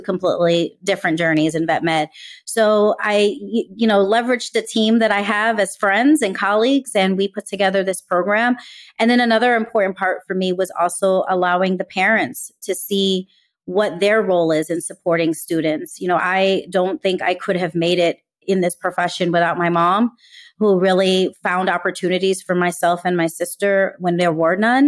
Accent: New York City, New York, United States; growing up in New York City

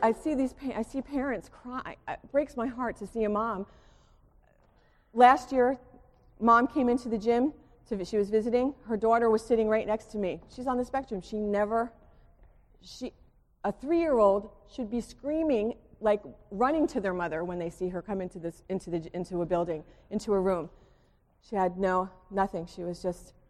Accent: Springfield, United States; also born or lived in Gettysburg / Westfield; I grew up in Springfield, you know, I lived in a bubble

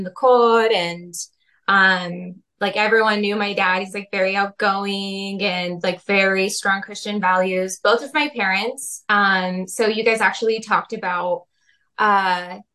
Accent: Portland, Oregon, United States; I was born in Portland

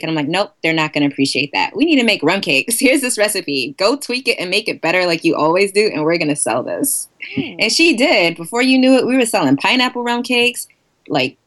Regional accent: New York City, New York, United States; I'm actually from Queens, Queens, New York. Born and bred

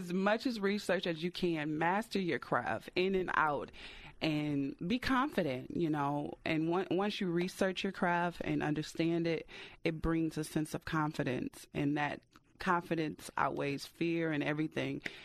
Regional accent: Detroit, Michigan, United States; detroit is my hometown city

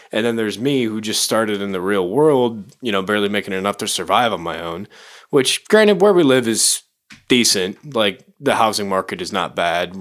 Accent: Chicago, Illinois, United States; moved away; I'm from Chicago

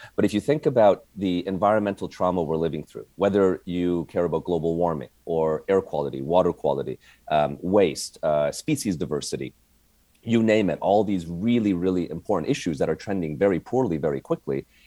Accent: Canada; moved away as an adult; also born or lived in Montreal; now in United States; I came from Canada

